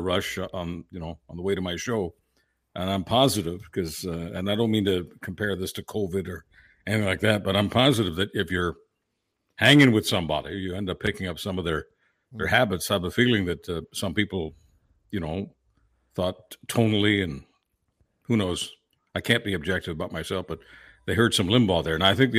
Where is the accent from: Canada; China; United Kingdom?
Canada; Mount Royal, Quebec; also born or lived in Toronto / Hamilton; because Pierre Trudeau was my MP, the riding that I grew up in Mount Royal. And so I moved to Toronto, Hamilton, a bunch of places in Southern Ontario.